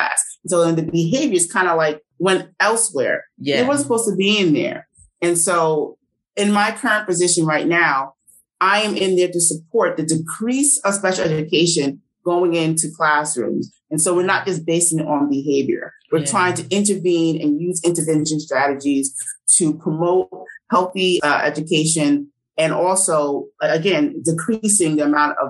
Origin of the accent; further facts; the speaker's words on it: New Jersey, United States; ended up in my hometown in Jersey